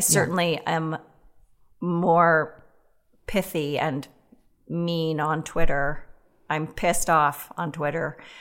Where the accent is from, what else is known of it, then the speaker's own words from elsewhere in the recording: Boston, Massachusetts, United States; moved away as an adult; also born or lived in Weston, Massachusetts / Los Angeles / New York; now in Minneapolis, United States; grew up in Weston till, till junior high